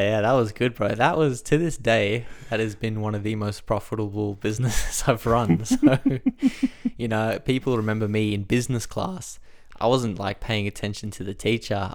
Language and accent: English; Australia; I grew up in Australia